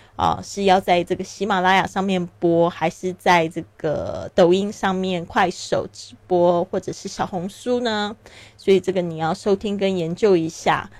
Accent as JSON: {"language": "Chinese", "country": "Taiwan", "tie": "born or raised there", "also_born_or_lived": "Shanghai", "moved": "as an adult", "lives_now": "Barcelona, Spain", "said": "我出生在台湾，那我爸爸是在上海出生的，所以呢，我对这个上海也是非常的有这个感情。我自己后来呢，也因为工作还有结婚的原因呢，我在上海住了七年的时间。那我现在人是在巴塞罗那"}